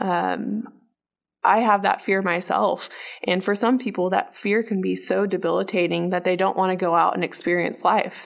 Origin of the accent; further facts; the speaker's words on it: Oklahoma, United States; also born or lived in Bahrain; we moved to Oklahoma in nineteen ninety-six, and I have been in Oklahoma